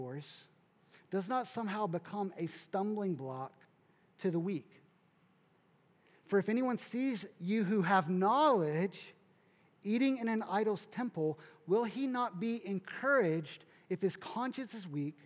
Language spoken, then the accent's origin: English; South Kentucky, United States; So I grew up kind of in the Midwest, South Kentucky